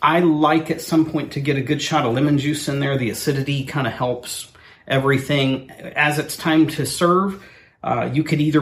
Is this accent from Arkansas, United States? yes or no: no; Oklahoma, United States; growing up in Oklahoma or South